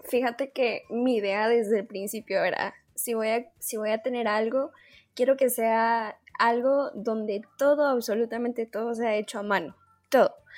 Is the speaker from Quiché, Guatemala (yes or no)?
yes; Quiché, Guatemala; also born or lived in Guatemala City; soy de Quiche, entonces estoy a cuatro horas de la ciudad